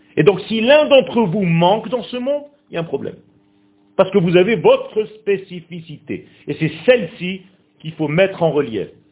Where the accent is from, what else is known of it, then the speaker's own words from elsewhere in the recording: Israel; first language Hebrew; French is a second language; ce n'est pas ma langue natale du tout. Et moi je suis né Israël. Je suis né en Israël. Ma langue natale c'est l'hébreu.